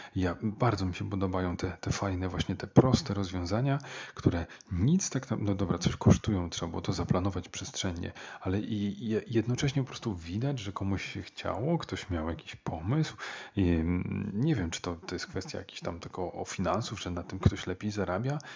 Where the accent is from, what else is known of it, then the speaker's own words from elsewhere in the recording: Warsaw, Masovian Voivodeship, Poland; taki jestem e, warszawiak